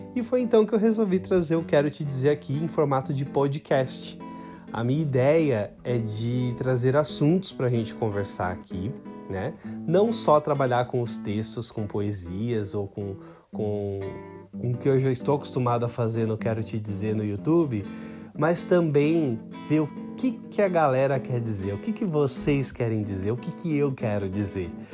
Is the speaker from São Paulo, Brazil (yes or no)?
yes; São Paulo, Brazil; nasci em São Paulo, moro em São Paulo